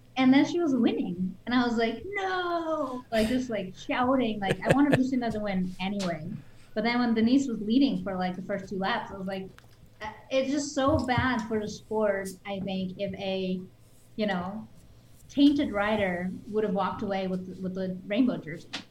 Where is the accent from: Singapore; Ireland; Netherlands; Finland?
Netherlands; now in United States; when I grew up in Holland